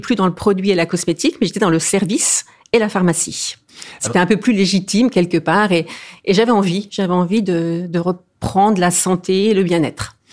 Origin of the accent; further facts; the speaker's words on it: eastern France, France; je suis originaire de l'est de la France